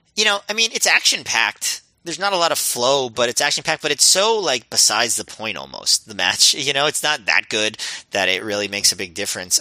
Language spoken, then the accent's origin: English; United States; as an American